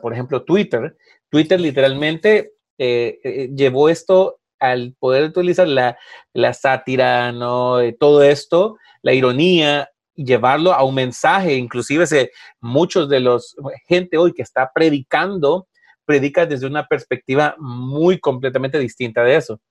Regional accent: Honduras; cuando yo estaba creciendo, obviamente en Honduras

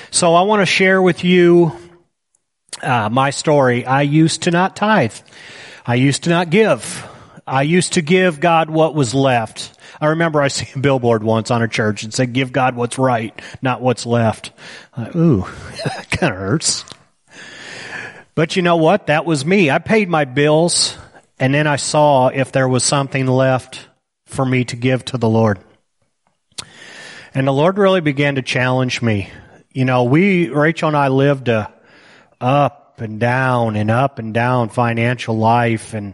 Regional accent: United States; I deserve this money because I'm an American. I could have been born in Somalia.

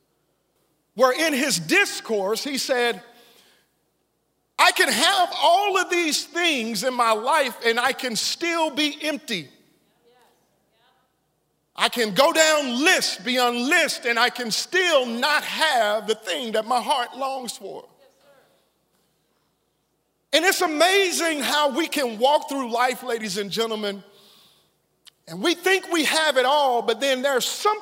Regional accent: Silsbee, Texas, United States; as a young boy growing up in Silsbee, Texas, I lived in a neighborhood on 405 South 15th Street.

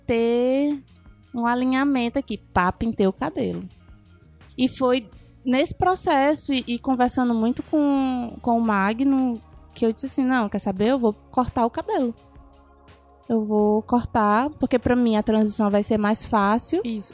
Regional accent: São Luís, Maranhão, Brazil; moved away as an adult; now in Fortaleza, Brazil; eu sou do Maranhão, né, que eu vim de São Luís

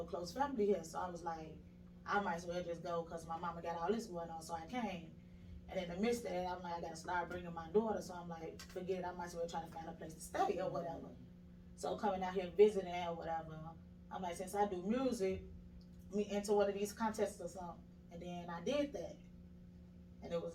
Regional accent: Chicago, Illinois, United States; moved away as an adult; now in Atlanta, United States; I'm originally from Chicago.

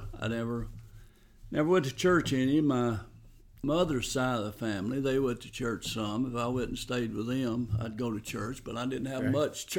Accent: North Carolina, United States; Well, I grew up in the Smoky Mountains, Blue Ridge Mountains, western North Carolina.

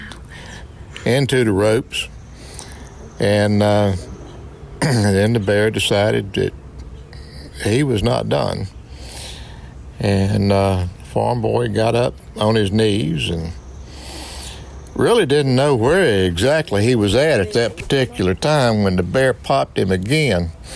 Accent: Wardell, Missouri, United States; I grew up in Wardell, Missouri

